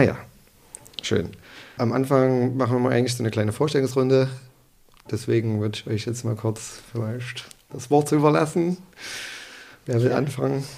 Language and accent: German; Leipzig, Saxony, Germany; Ich bin in Leipzig irgendwie geboren